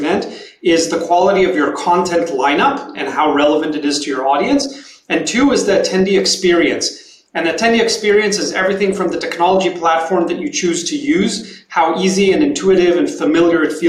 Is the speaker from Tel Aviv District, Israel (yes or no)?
yes; Tel Aviv, Tel Aviv District, Israel; moved away as an adult; now in San Francisco, United States; We're all originally from Tel Aviv, Israel. We moved here 3 years ago